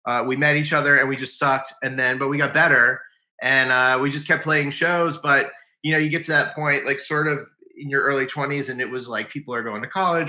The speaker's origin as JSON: {"language": "English", "town": "Goose Creek", "region": "South Carolina", "country": "United States", "tie": "born or raised there", "moved": "yes", "lives_now": "Philadelphia, United States", "said": "Charleston, I guess, but you know, technically, I grew up in Goose Creek."}